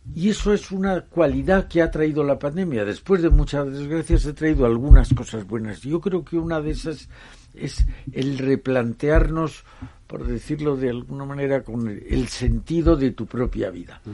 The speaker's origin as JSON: {"language": "Spanish", "country": "Spain", "said": "soy europeo y que soy español"}